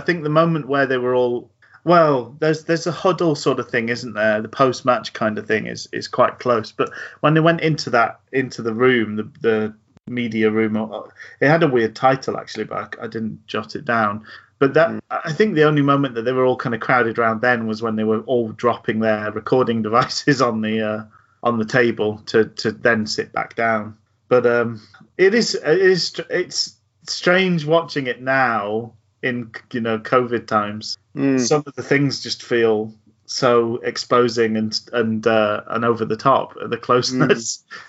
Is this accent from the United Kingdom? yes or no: yes; Glasgow, Scotland, United Kingdom; born there; I'm well aware that I was born in Glasgow, but speak like this